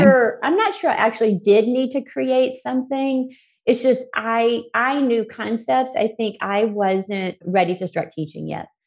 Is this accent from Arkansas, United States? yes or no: yes; Arkansas, United States; I was born in Arkansas to two parents that we were what you probably consider poor.